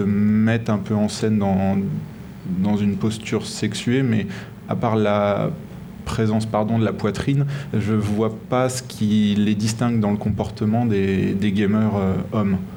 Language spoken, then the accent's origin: French; France; chez nous en France